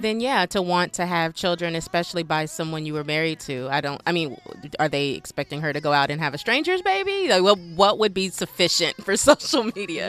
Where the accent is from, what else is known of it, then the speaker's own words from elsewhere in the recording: Nigeria; I'm Nigerian, so we do a few weddings